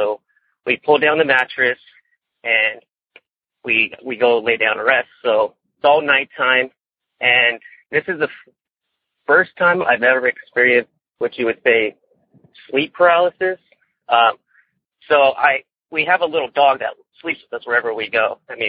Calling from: Mentone, California, United States; Well, I come from Mentone, California, kind of a little ways down from going up to Forest Falls and a road to get to Big Bear.

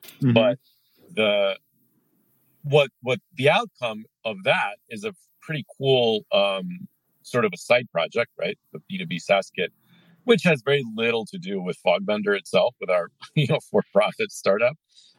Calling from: United States; Calling in from just north of Lake Tahoe.

